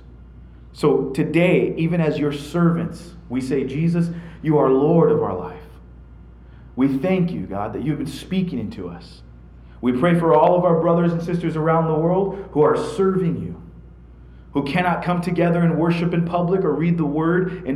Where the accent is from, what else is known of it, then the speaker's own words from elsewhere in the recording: United States; being an American myself